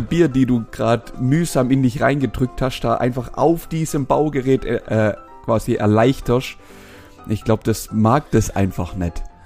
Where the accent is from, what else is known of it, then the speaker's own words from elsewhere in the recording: Swabia, Germany; Da bin ich Schwabe